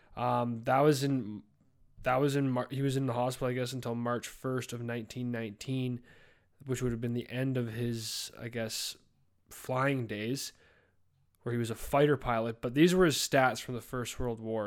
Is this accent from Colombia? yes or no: no; Canada; me being a Canadian